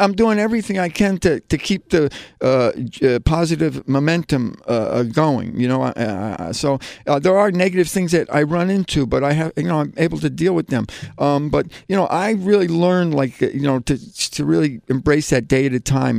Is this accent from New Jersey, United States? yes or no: yes; New Jersey, United States; now in New York, United States; I'm originally from New Jersey, you know, I came from a New Jersey suburb